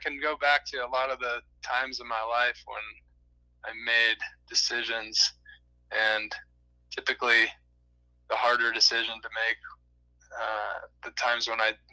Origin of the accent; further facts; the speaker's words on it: Seattle, Washington, United States; moved away as an adult; also born or lived in Montana / Colorado; now in Utah, United States; I'm from Seattle, Washington area, suburbs. Grew up out there